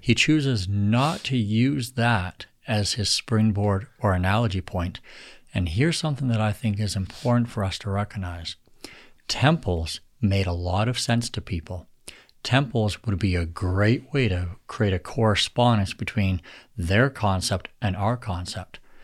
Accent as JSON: {"language": "English", "region": "Alberta", "country": "Canada", "tie": "born or raised there", "said": "I was born and raised in Alberta"}